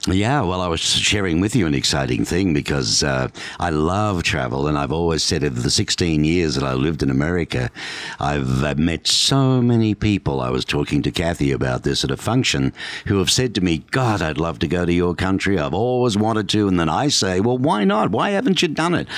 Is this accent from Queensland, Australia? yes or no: no; Melbourne, Victoria, Australia; now in Tucson, United States; Melbourne, my hometown